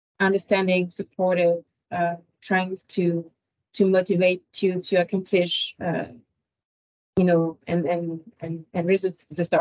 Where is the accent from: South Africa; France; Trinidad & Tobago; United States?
France; moved away as an adult; now in Ottawa, Canada; I was born and raised in France. I immigrated to Canada back in 2012